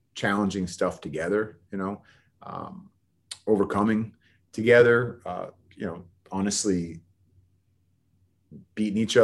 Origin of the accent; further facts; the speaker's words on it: Bay Area, California, United States; I'm from the Bay Area